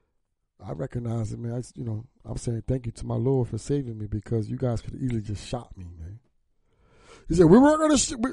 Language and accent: English; New Jersey, United States; I was from South Jersey